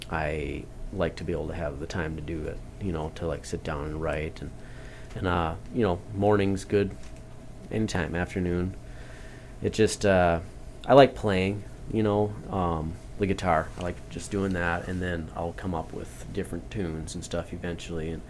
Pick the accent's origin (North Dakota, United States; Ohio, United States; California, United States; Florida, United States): North Dakota, United States; I grew up in North Dakota